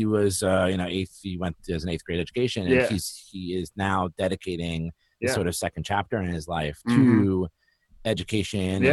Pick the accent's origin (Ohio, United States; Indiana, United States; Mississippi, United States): Ohio, United States; Cleveland; I grew up in Cleveland